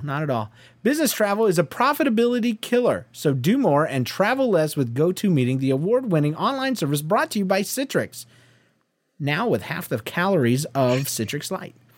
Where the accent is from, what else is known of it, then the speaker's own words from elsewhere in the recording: Georgia, United States; I'm from Georgia